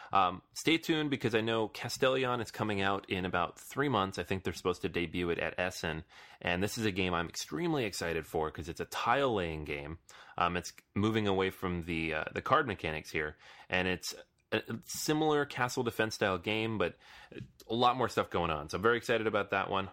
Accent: New York City, New York, United States; I'm from New York or live in New York now

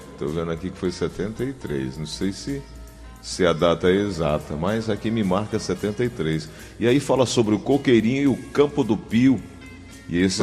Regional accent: Paraíba, Brazil; now in Fortaleza, Brazil; eu sou paraibano, minha esposa pernambucana

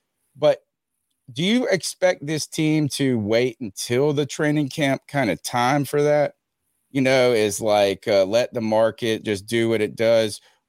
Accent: Eastern North Carolina, United States; I'm from Eastern North Carolina, so I'm used to hot, humid.

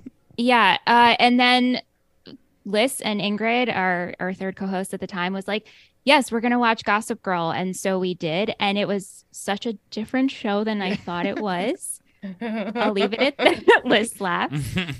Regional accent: Long Island, New York, United States; And also, we're all from Long Island.

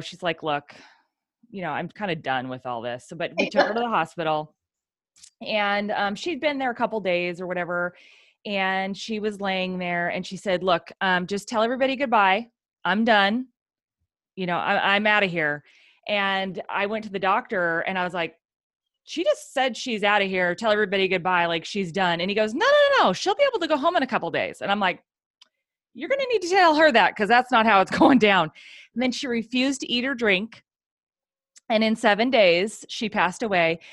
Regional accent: Oregon, United States; we're from Oregon

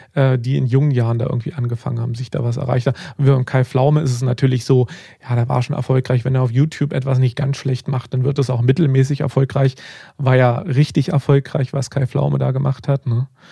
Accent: Germany; Bei uns in Deutschland

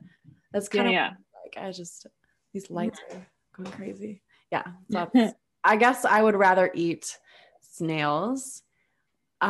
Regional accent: Minnesota, United States; I'm from Minnesota

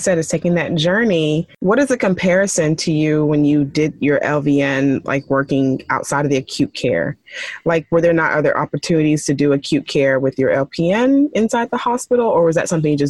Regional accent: Nigeria; my parents want to be a pharmacist and, you know, I'm Nigerian and they always trying to push what they want.

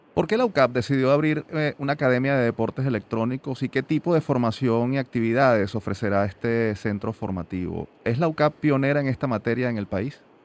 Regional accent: Venezuela; como venezolanos, como padres y por supuesto como ciudadanos

